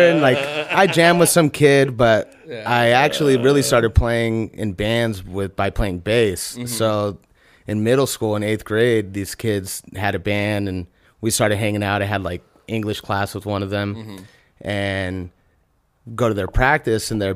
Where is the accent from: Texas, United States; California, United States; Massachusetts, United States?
California, United States; Oxnard; born and raised in Wainemi mostly, and then all over South Oxnard